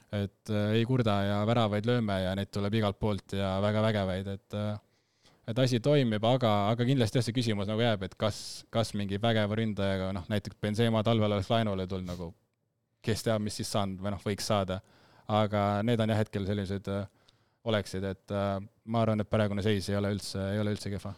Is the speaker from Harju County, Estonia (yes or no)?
no; Rapla, Rapla County, Estonia; ma kasvasin Raplas üles